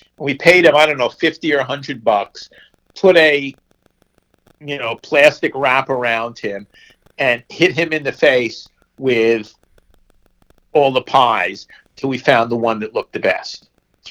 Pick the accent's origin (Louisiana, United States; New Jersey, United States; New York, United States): New Jersey, United States; Essex County; moved away; I was basically in my hometown